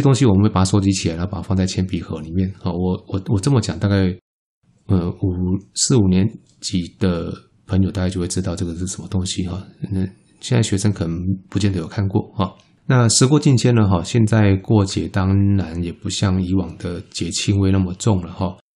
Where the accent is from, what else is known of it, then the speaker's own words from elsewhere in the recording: Taiwan; 我们台湾话